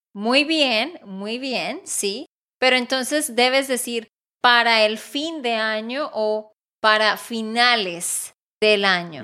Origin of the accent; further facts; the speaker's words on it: Santander, Colombia; de Santander, Colombia